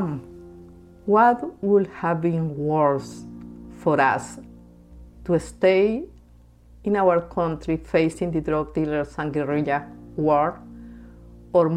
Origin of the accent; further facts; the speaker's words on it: Bogota, Colombia; moved away as an adult; now in United States; I was born and raised in Bogota, Colombia